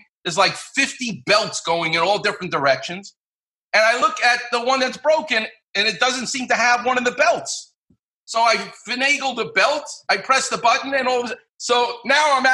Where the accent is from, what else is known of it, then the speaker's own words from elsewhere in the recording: New York City, New York, United States; moved away as an adult; now in Los Angeles, United States; I'm from Far Rockaway.